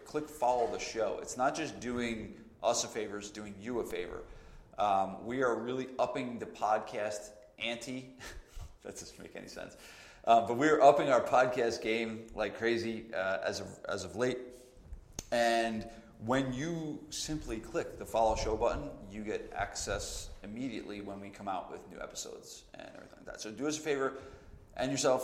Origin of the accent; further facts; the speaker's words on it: New Jersey, United States; I'm from New Jersey